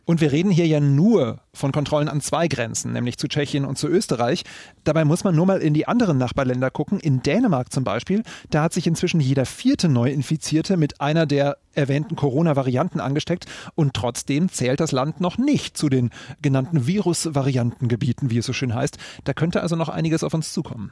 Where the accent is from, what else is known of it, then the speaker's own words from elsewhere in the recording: Berlin, Germany; mir als Berliner